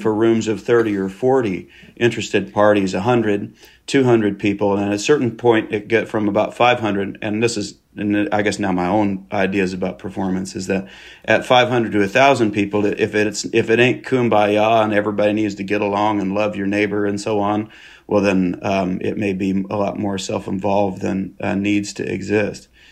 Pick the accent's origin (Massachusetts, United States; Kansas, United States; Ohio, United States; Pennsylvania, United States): Kansas, United States; moved away as an adult; now in Arkansas, United States; I was born and raised in Kansas